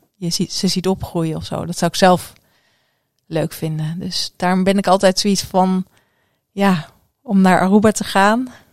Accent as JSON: {"language": "Dutch", "town": "Ede", "region": "Gelderland", "country": "Netherlands", "tie": "born or raised there", "also_born_or_lived": "Curaçao / Amersfoort / Glasgow / Stirling", "moved": "as an adult", "said": "heb ik mijn ehm, lagere school en middelbare schooltijd in Ede doorgebracht."}